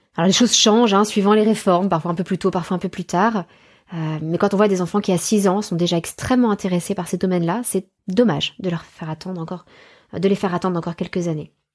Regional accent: France; chez nous en France

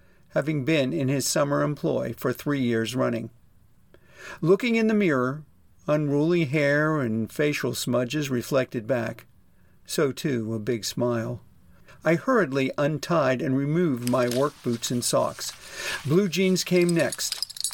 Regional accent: Pittsburgh, Pennsylvania, United States; a prominent advertising agency in my hometown of Pittsburgh, Pennsylvania

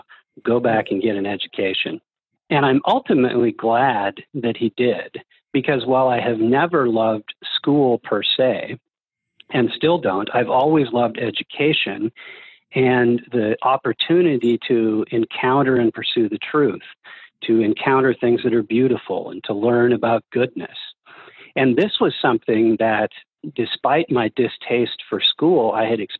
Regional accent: Oregon, United States; I grew up the son of a machinist and a homemaker in a small rural town in Oregon

